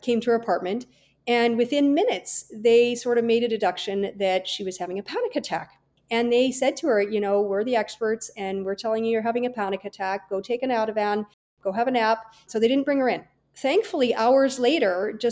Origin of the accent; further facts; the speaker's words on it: Kelowna, British Columbia, Canada; also born or lived in Vancouver, Canada / California, United States; I was born and raised in Kelowna, British Columbia